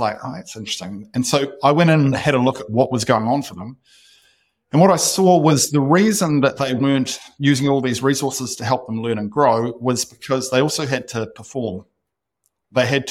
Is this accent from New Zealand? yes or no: yes; New Zealand; moved away as an adult; also born or lived in Austin, United States; I'm not sure why I'm sitting in Austin when we could be living back in New Zealand.